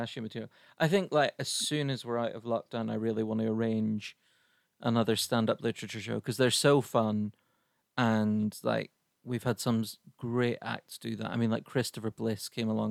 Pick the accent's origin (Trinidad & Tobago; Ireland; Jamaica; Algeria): Ireland; now in United Kingdom; I'm Irish over here